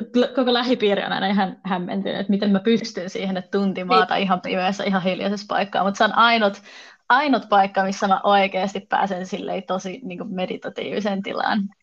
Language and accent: Finnish; South Ostrobothnia, Finland; also born or lived in Oulu; now in Tampere, Finland; mä oon kotoisin Etelä-Pohjanmaalta kuitenkin ja jos mut sille kysyy, että mistä päin mä oon, niin mä sanon kyllä, että mä oon sieltä Etelä-Pohjanmaalta